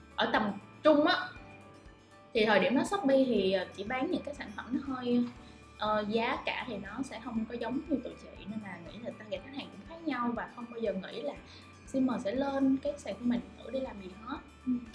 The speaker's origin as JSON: {"language": "Vietnamese", "country": "Vietnam", "said": "mình là người Việt Nam"}